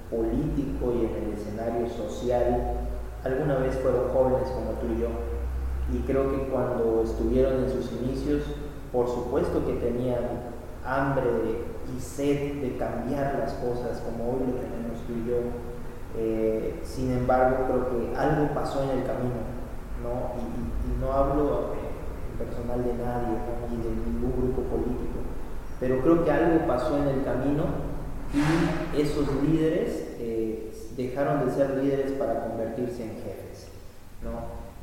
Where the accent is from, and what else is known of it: Mexico